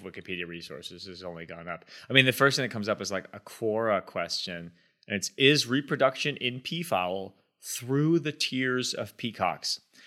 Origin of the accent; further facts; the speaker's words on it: Boston, Massachusetts, United States; when I was a kid, growing up around Boston